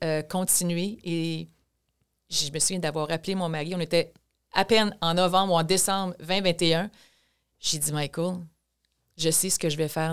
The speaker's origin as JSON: {"language": "French", "town": "Thetford Mines", "region": "Quebec", "country": "Canada", "tie": "born or raised there", "also_born_or_lived": "Montreal", "moved": "as an adult", "said": "je suis née à Tedford Mines, donc dans la région de Chaudière-Appalaches"}